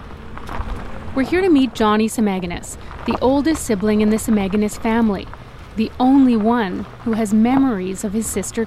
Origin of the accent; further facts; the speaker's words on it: near Regina, Southern Saskatchewan, Canada; Southern Saskatchewan, near Regina